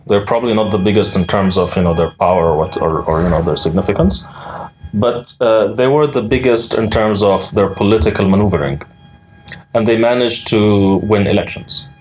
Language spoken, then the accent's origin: English; United Arab Emirates; moved away; I lived my entire life in the United Arab Emirates